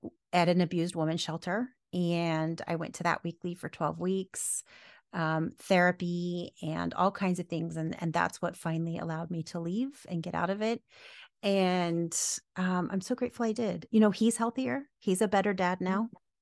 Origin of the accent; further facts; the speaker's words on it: the South, United States; Look, I'm from the South.